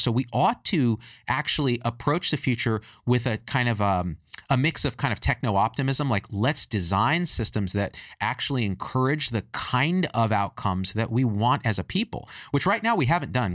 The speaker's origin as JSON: {"language": "English", "country": "United States", "said": "me as an Indian American"}